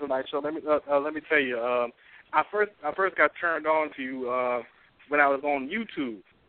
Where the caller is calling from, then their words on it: Arlington, Texas, United States; Oh, I'm calling from Arlington, Texas.